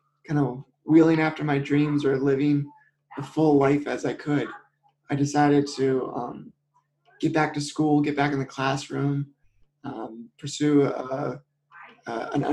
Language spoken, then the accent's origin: English; Maryland, United States; I grew up in Maryland